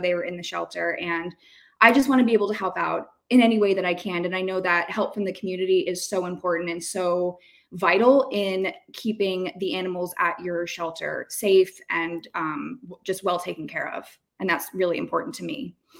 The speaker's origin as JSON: {"language": "English", "town": "Tampa", "region": "Florida", "country": "United States", "said": "I'm from Tampa. I've been here a very long time"}